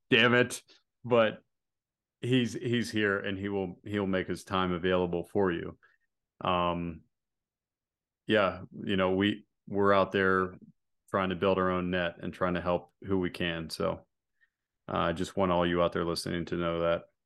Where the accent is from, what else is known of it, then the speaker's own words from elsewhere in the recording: United States; I'm an American